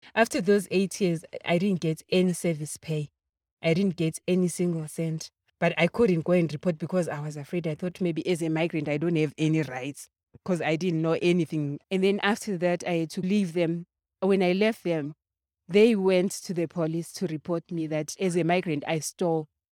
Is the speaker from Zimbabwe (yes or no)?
yes; Zimbabwe; moved away as an adult; now in Johannesburg, South Africa; I'm from Zimbabwe. I came here 2008.